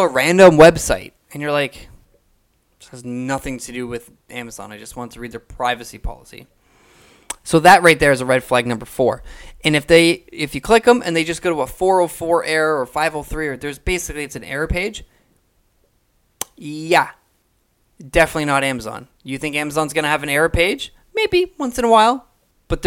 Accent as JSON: {"language": "English", "country": "Canada", "said": "I'm from Canada. I'm from Canada, right? So I'm all the way up here in Canada"}